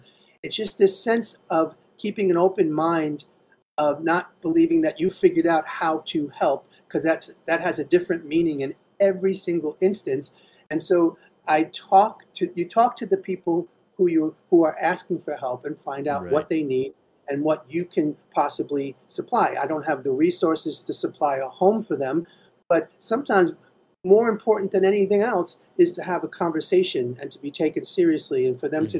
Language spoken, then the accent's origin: English; New York City, New York, United States; I was born and raised in Queens